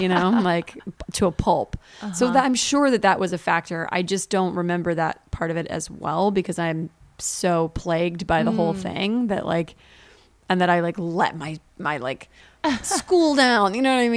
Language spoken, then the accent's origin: English; Virginia, United States; now in Los Angeles, United States; I grew up in Virginia, and there's a lot of racism